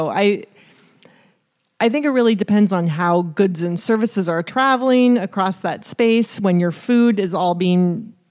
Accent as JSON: {"language": "English", "region": "New York", "country": "United States", "said": "I'm from New York."}